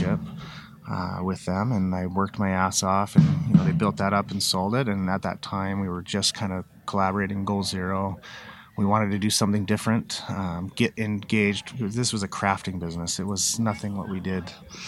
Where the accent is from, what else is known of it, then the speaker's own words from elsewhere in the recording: Utah, United States; I grew up in a big family in Utah